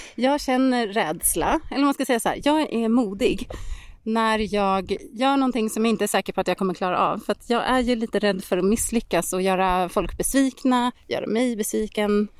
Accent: Särna, Dalarna County, Sweden; hemma i Särna

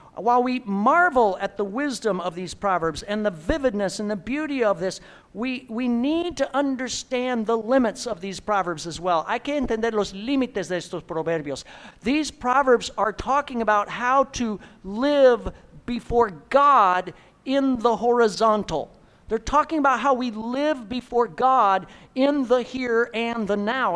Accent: Midwest, United States; I'm from the Midwest

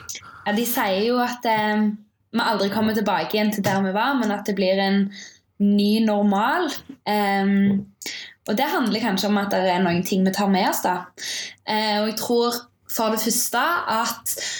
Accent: Stavanger, Rogaland, Norway; moved away as an adult; also born or lived in Bergen; now in Oslo, Norway; jeg kommer fra Stavanger.

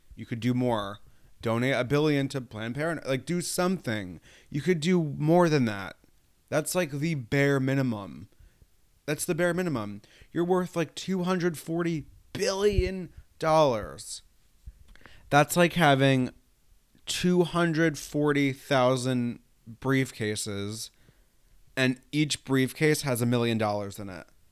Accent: New York, United States; I'm from New York State

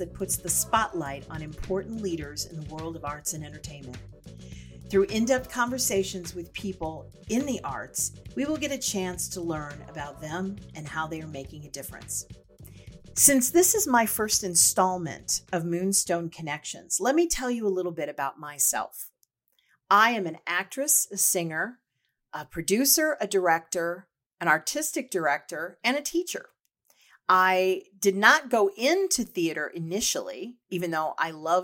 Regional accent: St. Louis, Missouri, United States; it's my hometown

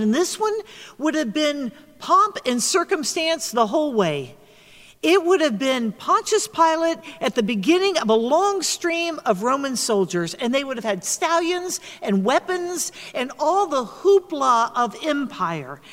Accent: the South, United States; moved away; my home state in the South

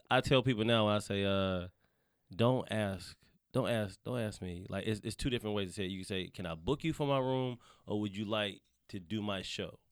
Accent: Charlotte, North Carolina, United States; moved away as an adult; now in Los Angeles, United States; I'm from the South. I'm born and raised in North Carolina

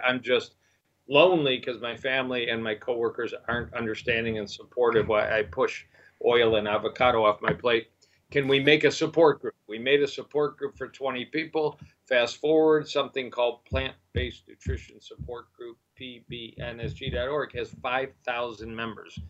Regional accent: Michigan, United States; moved away as an adult; also born or lived in Dallas, Texas / Kansas City; moved back to Michigan, my home state, and have been practicing here since 1990

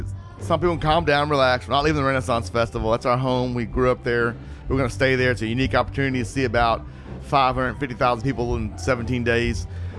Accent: South Houston, Texas, United States; I'm from South Houston, actually, from the DeBarrios. So I grew up in the nicer part of town, shall we say.

